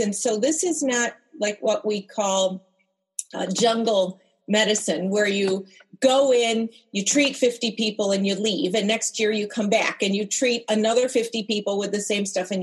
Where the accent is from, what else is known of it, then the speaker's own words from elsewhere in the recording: United States; as an American